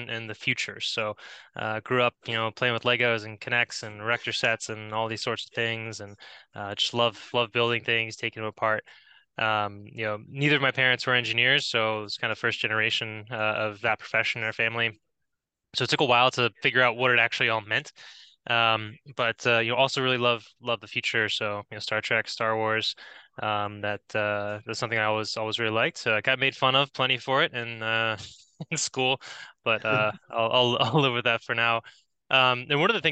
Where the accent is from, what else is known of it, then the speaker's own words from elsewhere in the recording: Florida, United States; also born or lived in New York; So we grew up were born in New York and moved down to Florida when I think I was like 6 or something